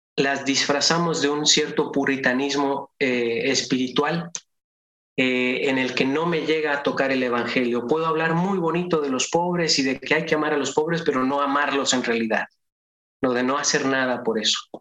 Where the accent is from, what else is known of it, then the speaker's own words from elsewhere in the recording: Durango, Mexico; yo soy de Durango y el Papa Juan Pablo visitó mi ciudad cuando yo, era niño